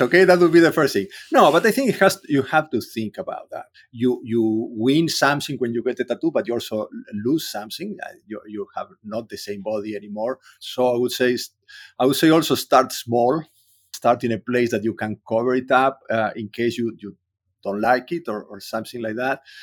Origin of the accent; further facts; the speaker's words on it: Córdoba, Argentina; English is a second language; moved away; I grew up in Cordoba. I was in the middle of Argentina.